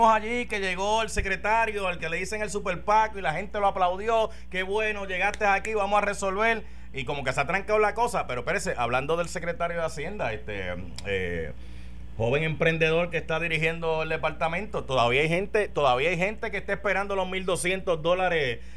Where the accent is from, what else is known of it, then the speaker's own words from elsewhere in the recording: Arecibo, Puerto Rico; De Arecibo.